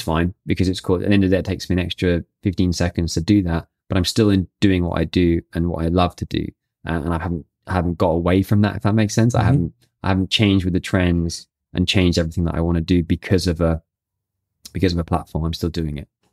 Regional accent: Brighton, South East England, United Kingdom; now in London, United Kingdom; Brighton and which is my hometown

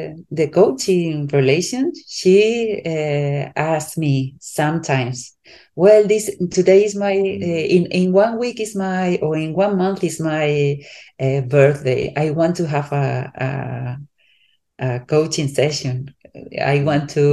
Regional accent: Spain; I'm from Europe, I'm from Spain. So I'm not, my culture is different than in United States.

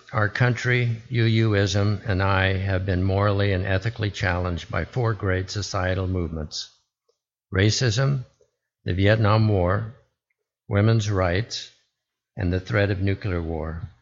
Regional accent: Arizona, United States; born there; also born or lived in Alaska; I was born in Arizona and attended nine different schools in six different western states, from Arizona to Alaska. I found myself attending middle school in the territory of Alaska, which became a state while I was there

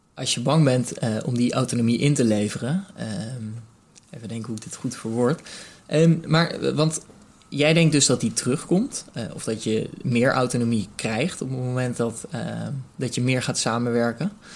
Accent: Rotterdam, South Holland, Netherlands; ik bijvoorbeeld nu als Rotterdammer

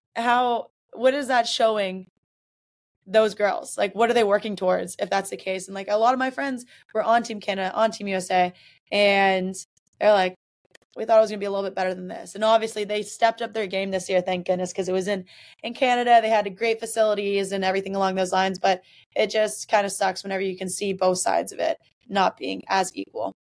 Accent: Mississippi, United States; now in Boston, United States; I'm from Mississippi

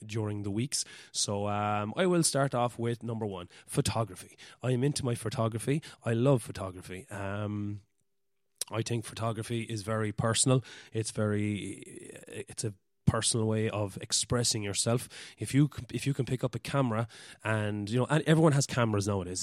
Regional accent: West Cork, Munster, Ireland; I'm from West Cork in Ireland

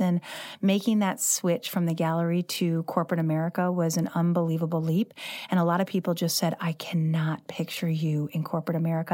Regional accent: St. Louis, Missouri, United States; I grew up living in the city, I love this Central West End

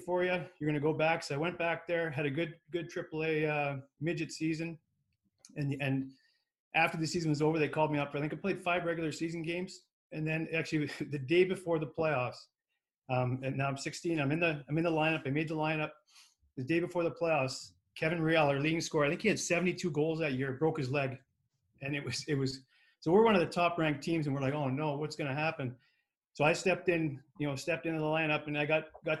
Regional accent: Lethbridge, Alberta, Canada; We grew up in Lethbridge.

